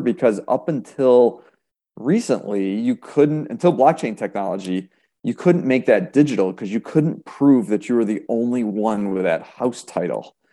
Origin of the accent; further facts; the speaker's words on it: Rochester, New York, United States; also born or lived in Buffalo, New York / Erie, Pennsylvania; I was born and raised in Rochester